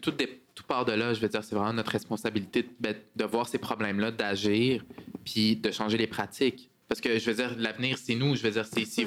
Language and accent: French; Montreal, Quebec, Canada; accent: Québécois; also born or lived in Parc-Extension, Montreal; je suis arrivé, en fait, à, comme réfugié quand j'étais très jeune avec mes parents. On, on, a passé à travers le processus d'immigration ici, processus d'intégration. J'ai eu la chance d'aller dans une école privée où est-ce que je suis sorti un peu de mes cercles, mais j'ai grandi à Saint-Michel ici